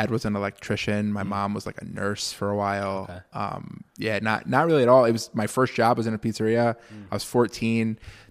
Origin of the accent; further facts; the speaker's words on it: Connecticut, United States; now in Syracuse, United States; So I grew up in Connecticut originally. I've been in Syracuse for, oh God, like going on like 7 years now